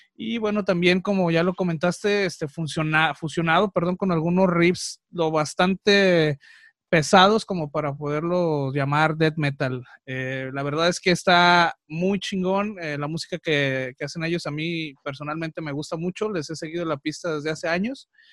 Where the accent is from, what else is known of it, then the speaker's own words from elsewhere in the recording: Mexico; soy mexicano, me encanta el Día de Muertos